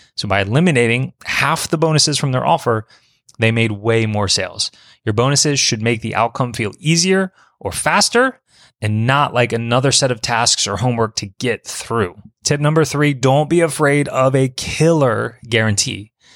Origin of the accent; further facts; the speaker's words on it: Baton Rouge, Louisiana, United States; my hometown of Baton Rouge